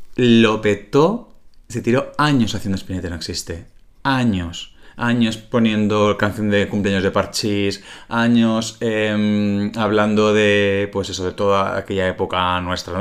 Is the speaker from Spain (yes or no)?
yes; Calahorra, La Rioja, Spain